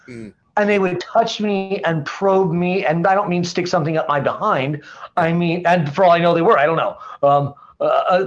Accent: Portland, Oregon, United States; I grew up in Portland, Oregon. I grew up in a little neighborhood called East Moreland

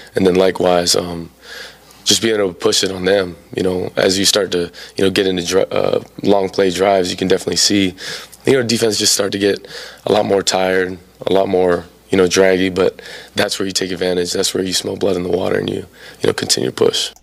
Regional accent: Hawaii, United States; moved away as an adult; now in Norman, United States; growing up in Hawaii, the island's smaller than you think.

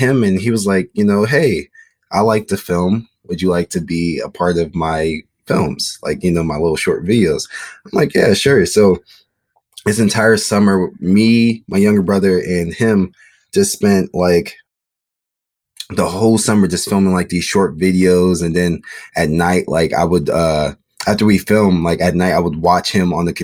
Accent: Maryland, United States; moved away as an adult; also born or lived in Chicago, Illinois; now in Los Angeles, United States; I was born in Chicago. And then I moved from Chicago when I was like 7 years old. And then I came to Maryland.

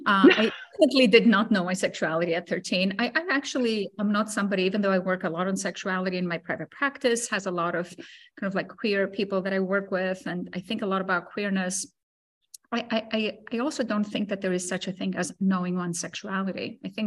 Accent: Greece; also born or lived in Cyprus; I grew up in Greece and I grew up in Cyprus. I grew up in both places, shuffling between the two.

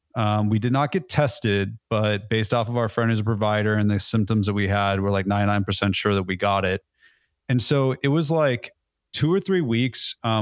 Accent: California, United States; now in Nashville, United States; But I'm originally from California, so I can say dude and I can say y'all, and it really baffles people.

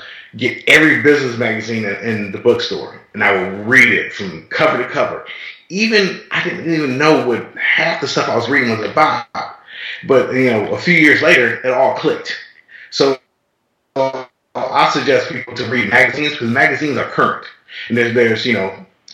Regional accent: Detroit, Michigan, United States; I grew up in Detroit

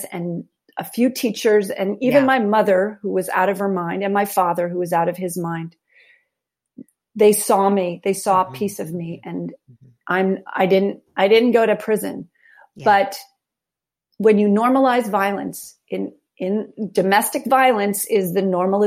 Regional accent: New York City, New York, United States; The Upper West Side of New York City

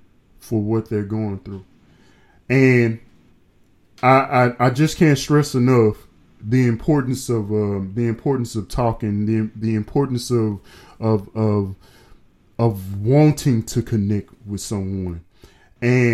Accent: the South, United States; I'm from the South

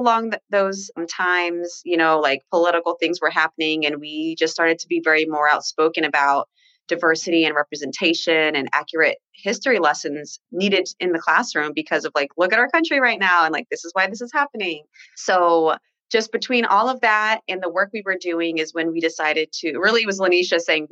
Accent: Orlando, Florida, United States; now in Los Angeles, United States; I'm from Orlando, Florida, but I'm currently living in LA right now

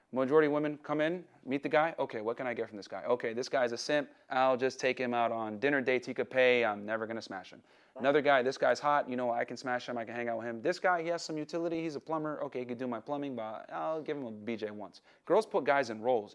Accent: New Britain, Connecticut, United States; I grew up in New Britain, Connecticut

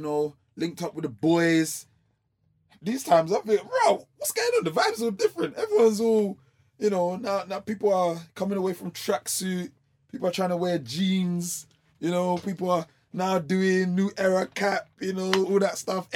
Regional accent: London, United Kingdom; I'm from like Peckham, Camberwell kind of area

